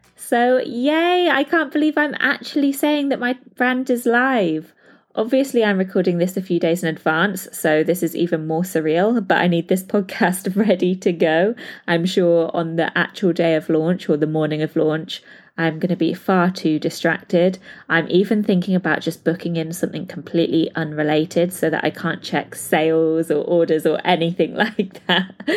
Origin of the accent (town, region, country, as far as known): United Kingdom; now in Dubai, United Arab Emirates